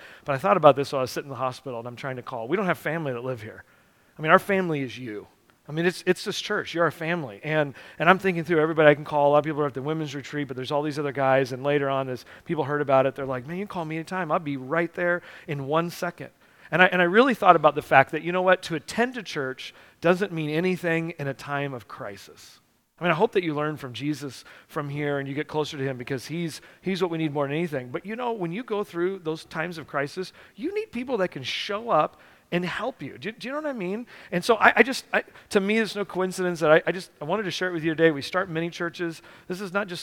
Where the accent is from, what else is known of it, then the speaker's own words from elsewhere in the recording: United States; we're Americans